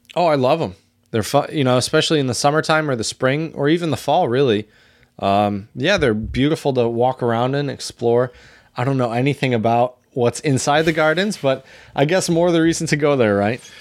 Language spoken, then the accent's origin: English; Dexter, Michigan, United States; I grew up in Dexter, Michigan, right down the road from Ann Arbor